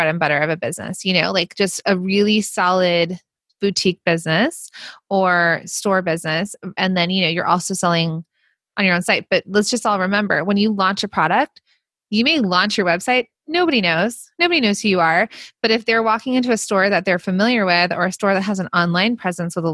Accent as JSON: {"language": "English", "country": "United States", "accent": "Valley Girl / Jersey Girl", "said": "the Valley Girl / Jersey Girl in me, my accent"}